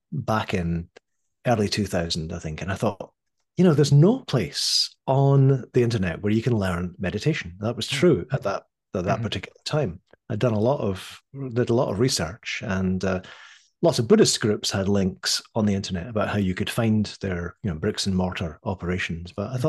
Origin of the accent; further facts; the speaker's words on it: Scotland, United Kingdom; born there; But I was born in Scotland in the early 60s.